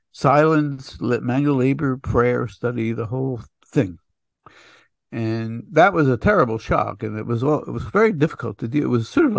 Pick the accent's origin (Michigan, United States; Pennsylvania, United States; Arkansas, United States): Pennsylvania, United States; Philadelphia; but I never left Philadelphia. I've spent my whole life